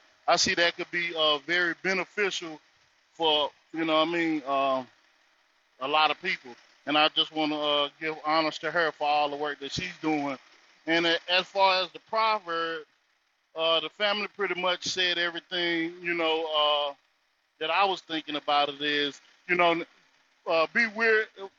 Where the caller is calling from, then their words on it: North Carolina, United States; I'm coming from the North Carolina territory, and honors to all the family for the wisdom of the ancestors.